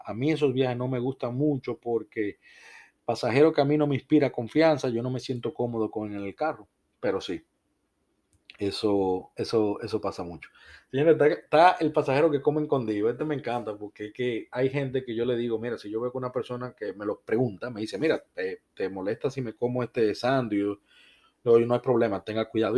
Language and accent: Spanish; Dominican Republic; now in United States; yo soy de República Dominicana